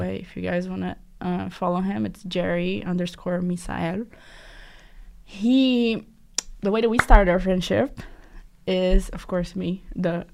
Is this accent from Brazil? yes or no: yes; South Region, Brazil; now in Boston, United States; I'm from the South